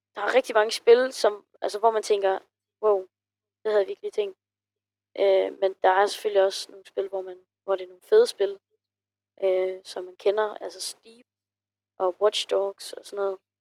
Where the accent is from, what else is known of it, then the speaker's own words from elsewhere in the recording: Funen, Southern Denmark, Denmark; jeg kommer fra Fyn